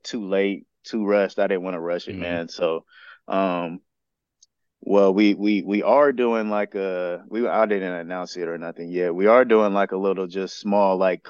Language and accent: English; San Bernardino, California, United States; in my hometown